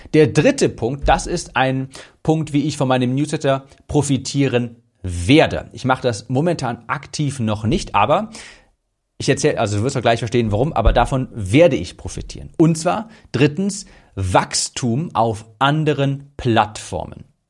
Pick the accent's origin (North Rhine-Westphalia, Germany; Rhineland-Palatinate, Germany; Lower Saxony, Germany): North Rhine-Westphalia, Germany; Cologne; ich komme ja aus Köln